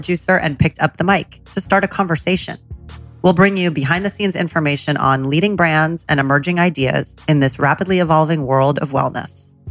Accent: New York City, New York, United States; I was 96th at Central Park West

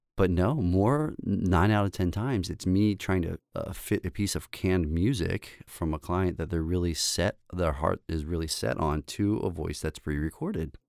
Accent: Baltimore, Maryland, United States; also born or lived in Saint Paul, Minnesota; I'm from Baltimore, Maryland, so East Coast to the West, or the Midwest is where, you know, I went to school.

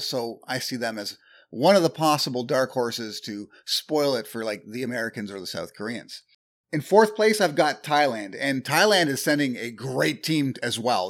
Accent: Canada; I'm Canadian

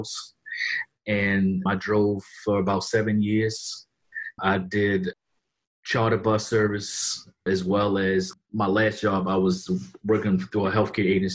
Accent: Baltimore, Maryland, United States; I'm from Baltimore, Maryland

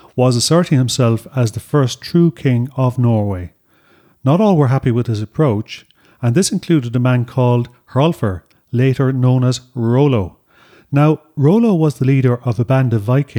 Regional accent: Ireland; that we learned about in school here in Ireland

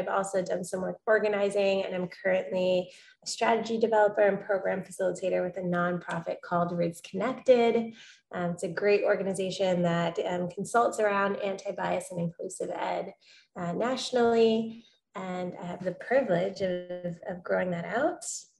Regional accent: Englewood, New Jersey, United States; Born and raised in Englewood, New Jersey. Never thought I'd return.

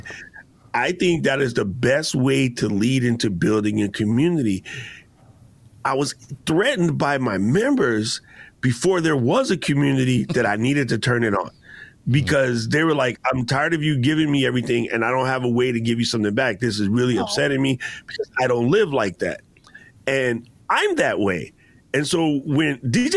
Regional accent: Hawaii, United States; we're both from Hawaii

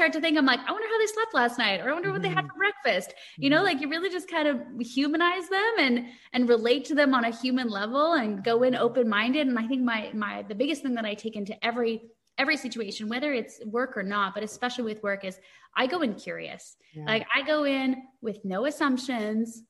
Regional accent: Canada; as a Canadian

